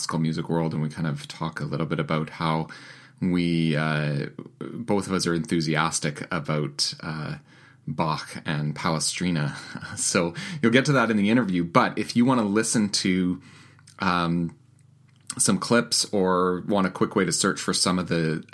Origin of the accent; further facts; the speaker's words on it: Winnipeg, Manitoba, Canada; my hometown of Winnipeg, Manitoba